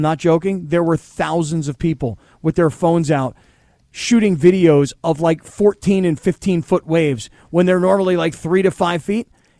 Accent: South Florida, United States; moved away; I grew up in South Florida.

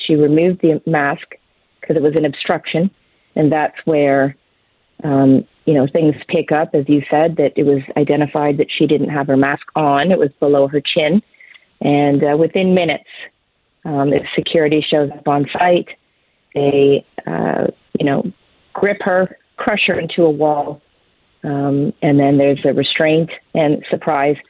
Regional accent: Canada

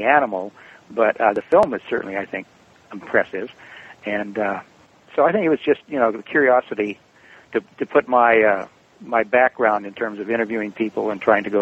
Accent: Eugene, Oregon, United States; I grew up in Eugene, Oregon

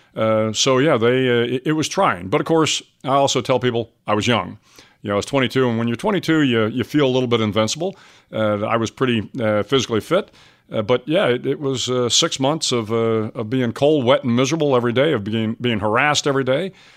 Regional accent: San Antonio, Texas, United States; also born or lived in Pinehurst, North Carolina; I grew up, uh, not too far from here, down in San Antonio, uh, Texas

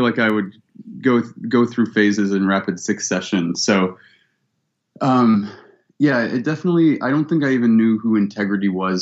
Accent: Cleveland, Ohio, United States; also born or lived in Columbus, Ohio; I was born in Columbus and I grew up in Cleveland

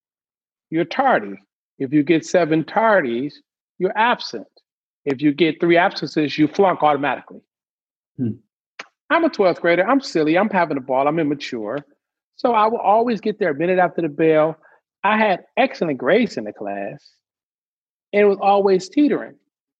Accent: Detroit, Michigan, United States; I grew up in Detroit

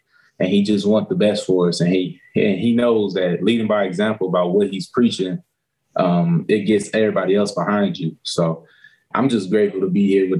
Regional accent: West Coast, United States; moved away as an adult; now in Detroit, United States; I'm from the West Coast side

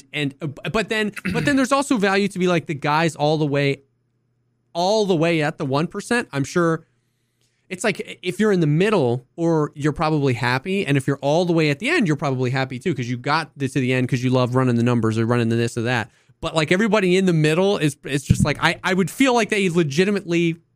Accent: Cincinnati, Ohio, United States; yeah, I like the Cincinnati Bengals, because I grew up in Cincinnati.

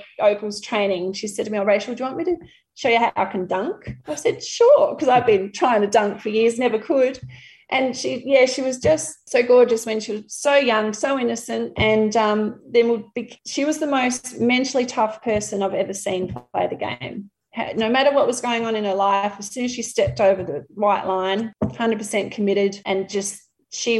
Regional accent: Murrayville, Victoria, Australia; the primary school where I grew up in Murrayville

